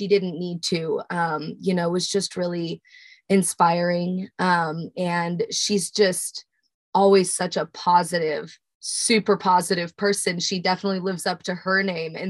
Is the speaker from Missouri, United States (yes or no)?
yes; Smithville, Missouri, United States; Smithville, my hometown, right outside of Kansas City.